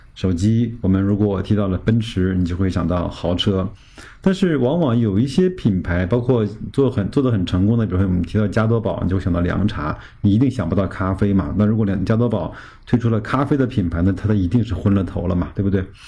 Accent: China; 我们中国人民

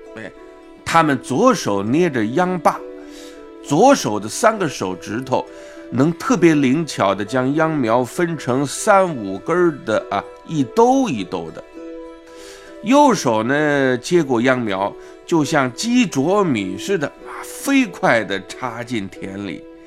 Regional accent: Wuhan, Hubei, China; 我们武汉人都是蜂窝煤炉子上，啊，用钢筋锅做饭

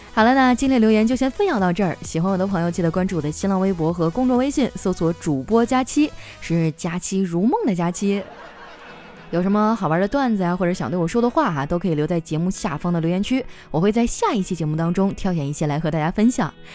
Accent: Northeast China, China; moved away; 虽然东北的天儿冷，但是我们东北人很热情啊，街坊四邻的关系都特别好

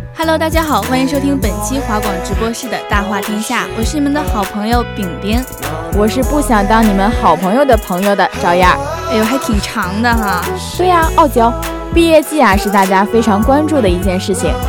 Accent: Northeast China, China; now in Xiamen, China; 作为东北人

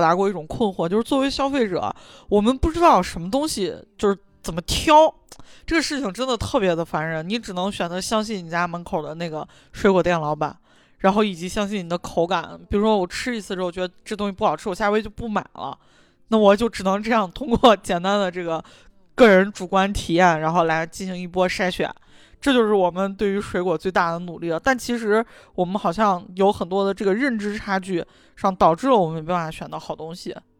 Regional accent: Shaanxi, China; 我们陕西这边儿还算是物产，就水果比较丰富

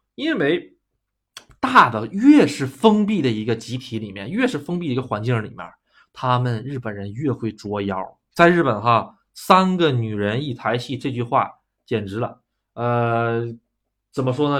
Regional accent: China; moved away as an adult; now in Japan; 咱们中国人是害人之心不可有啊

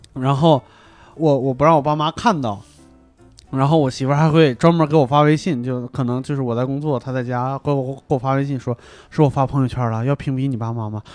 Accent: northern China, China; moved away; 我们作为北方人

